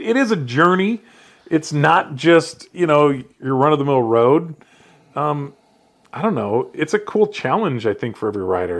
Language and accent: English; Iowa, United States; I'm from Iowa, but I grew up riding dirt bikes just in the yard